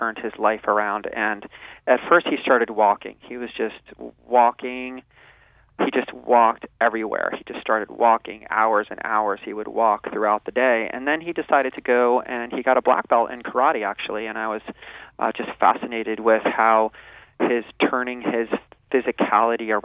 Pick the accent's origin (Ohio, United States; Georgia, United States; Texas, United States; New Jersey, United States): New Jersey, United States; moved away as an adult; also born or lived in Arizona; now in California, United States; I'm a transplant from New Jersey, and I grew up in New Jersey